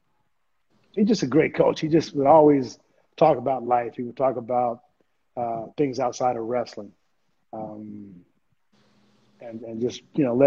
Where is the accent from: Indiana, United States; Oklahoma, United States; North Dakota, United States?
Oklahoma, United States; also born or lived in Texas; growing up in Oklahoma, and I would always go down to Stillwater and watch Oklahoma